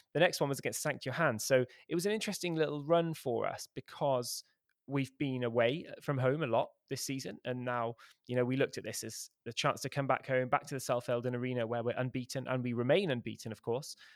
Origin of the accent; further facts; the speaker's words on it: Cheltenham, South West England, United Kingdom; moved away; my hometown newspaper about what I thought of our, of our football team, which is, uh, Cheltenham Town